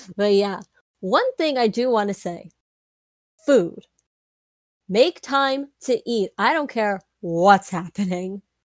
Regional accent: New York City, New York, United States; we're from New York

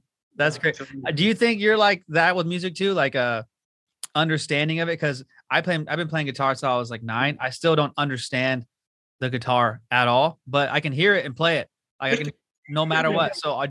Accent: Whittier, California, United States; I grew up in Whittier.

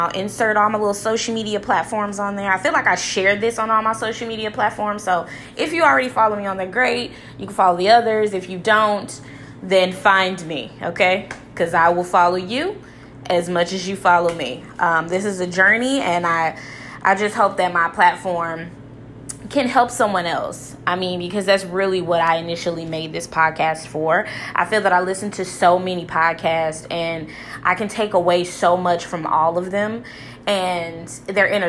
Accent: St. Louis, Missouri, United States; I'm just from St. Louis.

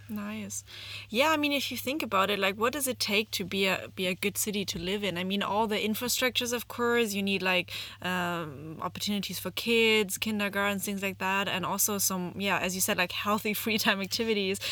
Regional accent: Germany; moved away as an adult; now in China; I'm born and raised in Germany and moved to China in 2016

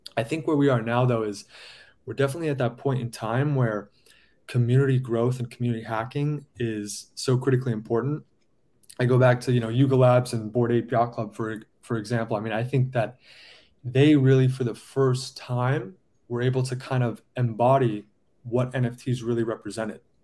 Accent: San Diego, California, United States; now in New York, United States; I'm from San Diego originally.

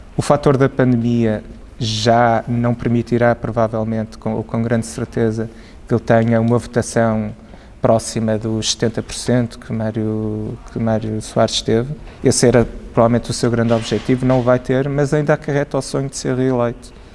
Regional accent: Portugal; enquanto portugueses

